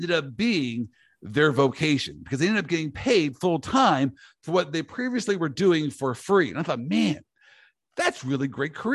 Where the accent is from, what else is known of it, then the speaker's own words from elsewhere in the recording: Kansas, United States; also born or lived in Orlando, Florida; I'm from Kansas.